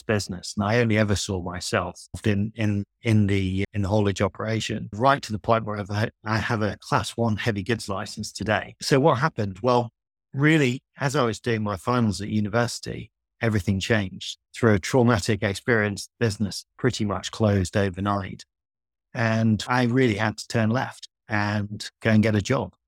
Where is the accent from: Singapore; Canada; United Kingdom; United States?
United Kingdom; Yorkshire and the Humber; I grew up in North Yorkshire, where I am today, in fact, in a small village